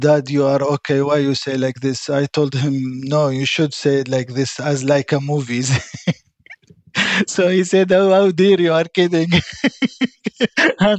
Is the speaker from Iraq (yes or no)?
yes; Iraq; English is a second language; now in Christchurch, New Zealand; I'm from Iraq